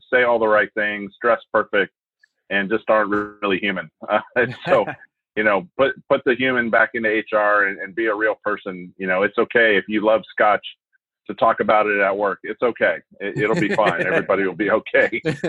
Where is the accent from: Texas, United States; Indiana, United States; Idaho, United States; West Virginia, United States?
Idaho, United States; also born or lived in Asia; I'm an Irishman who grew up in Asia and then in a log cabin with no electricity in North Idaho when my dad retired from the military.